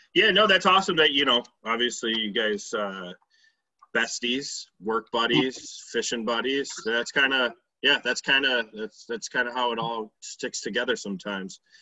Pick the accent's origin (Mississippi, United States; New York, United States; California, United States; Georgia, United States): New York, United States; Hamlin; I grew up in Hamlin, New York